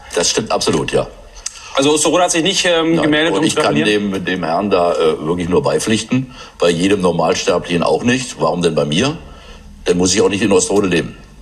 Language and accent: German; Osterode am Harz, Lower Saxony, Germany; moved away; meine Heimatstadt